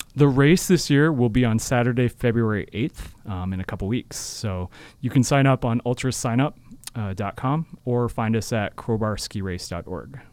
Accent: Seattle, Washington, United States; moved away as an adult; also born or lived in Utah; now in Cache Valley, United States; I'm originally from Seattle and, um, I grew, was fortunate enough to grow up skiing

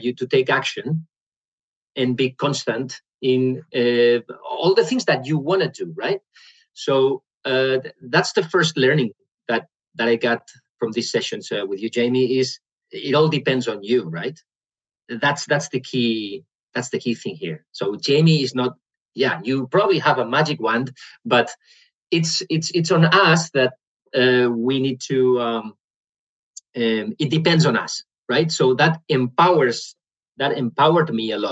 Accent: Spain; English is a second language; moved away as an adult; now in Netherlands; I'm from Spain. But I live in the Netherlands since 3 years ago now

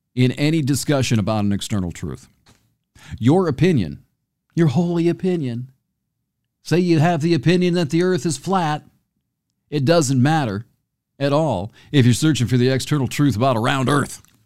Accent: near Homer, Michigan, United States; moved away; I grew up near Homer

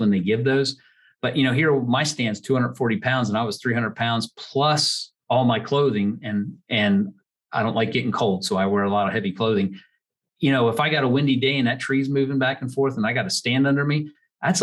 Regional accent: Pottstown, Pennsylvania, United States; I grew up in Montgomery County outside of Pottstown, Pennsylvania.

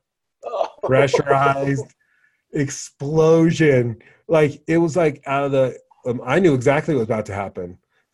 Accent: Wyoming, United States; I grew up in Wyoming

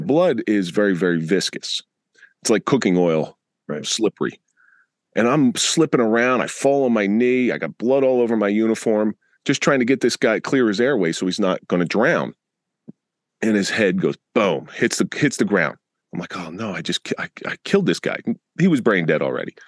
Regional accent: Atlantic City, New Jersey, United States; I grew up in the Atlantic City area in the 80s

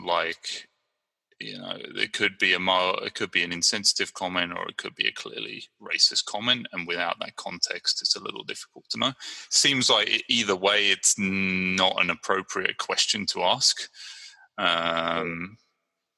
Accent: Brighton, South East England, United Kingdom; now in San Leandro, United States; I'm from Brighton, England, and I'm living in San Leandro, California.

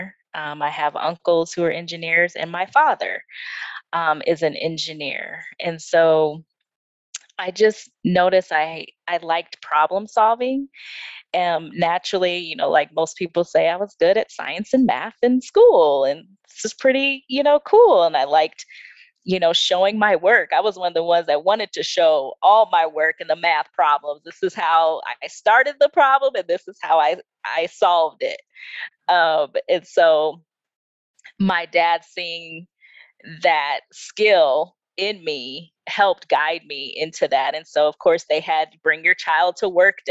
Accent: Iowa, United States; moved away as an adult; now in Aurora, United States; I moved from Iowa, originally born and raised

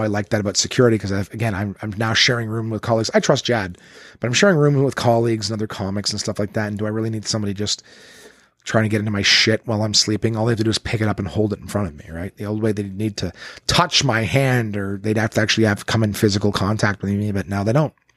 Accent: Ottawa, Ontario, Canada; Absolute Comedy in Ottawa, my hometown, my home club

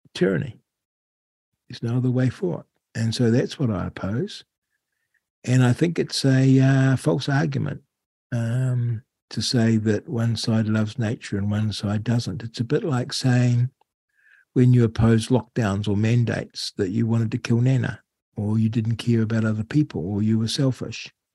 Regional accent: New Zealand; how I loved growing up in New Zealand. Uh, to be fair, I found it a little, little bit boring you know, small town New Zealand

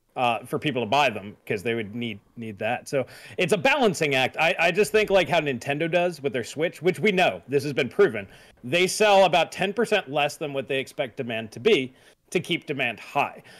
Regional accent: United States; I'm an American

